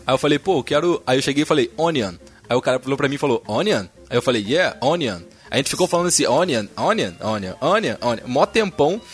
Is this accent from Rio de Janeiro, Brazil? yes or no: yes; Rio de Janeiro, Brazil; also born or lived in Paracambi; sou do Rio, né, cara? Malandragem carioca